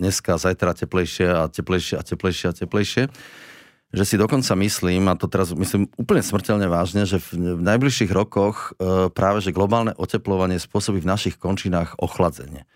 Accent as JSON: {"language": "Slovak", "town": "Mengusovce", "region": "Prešov Region", "country": "Slovakia", "tie": "born or raised there", "said": "Ja som v tých Tatrách vyrastal, pochodil som proste celé tie Tatry."}